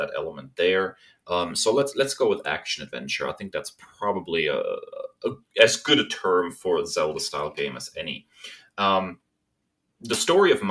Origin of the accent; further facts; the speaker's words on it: Germany; moved away; I am a German